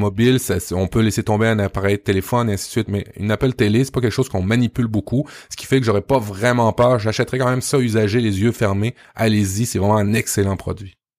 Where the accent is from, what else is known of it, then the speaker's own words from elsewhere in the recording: Canada; Chez nous, au Canada